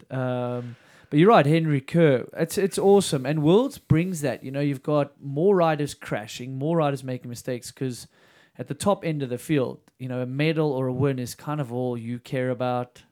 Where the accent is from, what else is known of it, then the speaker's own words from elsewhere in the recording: South Africa; I was a junior from South Africa